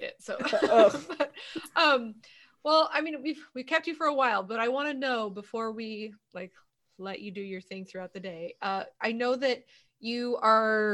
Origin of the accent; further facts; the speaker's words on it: Sonoma County, California, United States; we're from Sonoma County where everybody's parents still smoke pot.